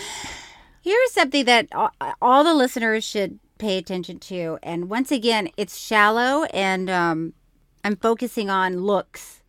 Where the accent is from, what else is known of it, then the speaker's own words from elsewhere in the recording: Florida, United States; I grew up with, in Florida